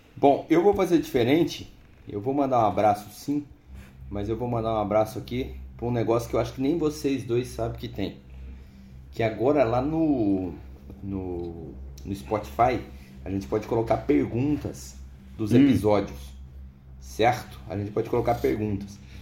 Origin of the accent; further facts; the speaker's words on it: Cascavel, Paraná, Brazil; eu sou aqui de Cascavel